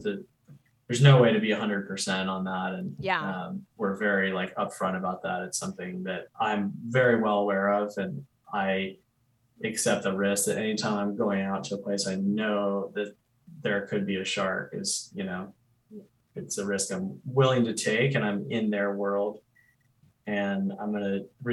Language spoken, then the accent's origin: English; Charleston, South Carolina, United States; I grew up in Charleston, South Carolina. And so I've lived on the ocean my whole life